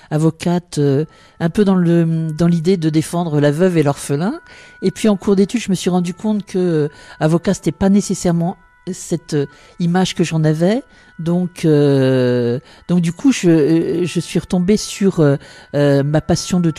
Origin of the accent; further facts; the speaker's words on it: Amiens, Hauts-de-France, France; Oui, je suis né à Amiens. Donc à l'époque, mes parents euh, n'habitaient pas à Amiens, ils habitaient à Fluy, une petite commune à 15 km d'Amiens.